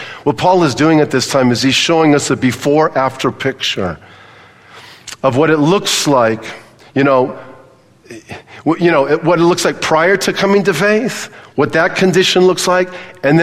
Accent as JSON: {"language": "English", "region": "Southern California", "country": "United States", "tie": "born or raised there", "said": "I grew up in Southern California"}